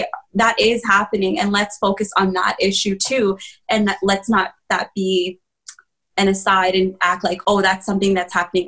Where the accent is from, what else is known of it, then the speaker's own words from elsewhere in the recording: Rwanda; born there; So I was born in Rwanda, and I think a lot of people do know about the genocide.